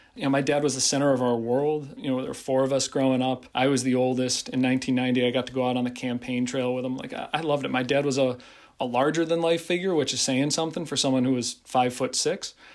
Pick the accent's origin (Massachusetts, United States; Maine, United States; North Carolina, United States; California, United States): Massachusetts, United States; Pittsfield; my hometown